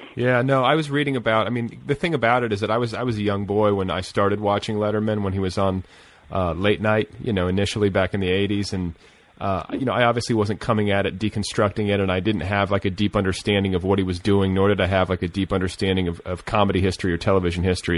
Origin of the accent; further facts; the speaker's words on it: Indiana, United States; moved away; I'm from Indiana, or I spent part of my childhood in Indiana